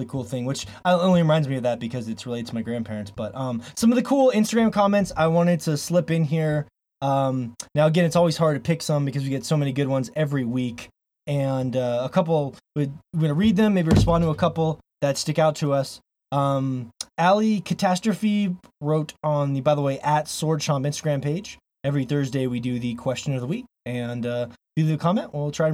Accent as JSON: {"language": "English", "region": "Florida", "country": "United States", "tie": "born or raised there", "moved": "yes", "lives_now": "Montana, United States", "said": "I grew up in Florida"}